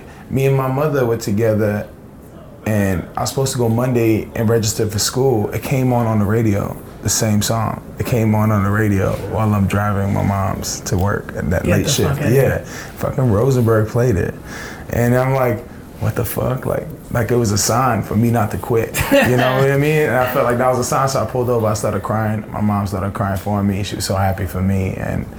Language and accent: English; Libya; now in United States; I was born in Libya